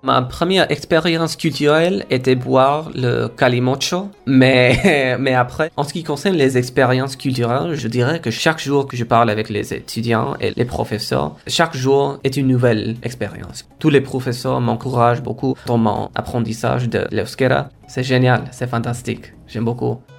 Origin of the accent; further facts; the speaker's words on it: India; first language Kora; French is a second language; moved away as an adult; now in Basque Country, Spain; ma langue maternelle qui s'appelle Kora, que je parlais dans ma maison, c'est une des langues plus vulnérables en Inde